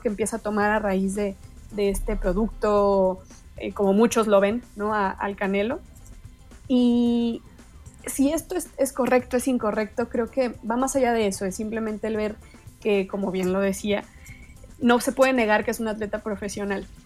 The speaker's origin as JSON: {"language": "Spanish", "country": "Mexico", "said": "como mexicanos"}